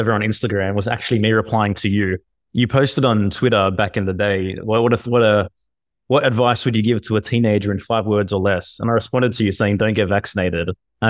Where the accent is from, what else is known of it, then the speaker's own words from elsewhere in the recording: Australia; now in Mexico; Yeah, I'm originally from Australia. You know, I moved to Mexico as a result of the intensity of the experience, man. I'm here now with my family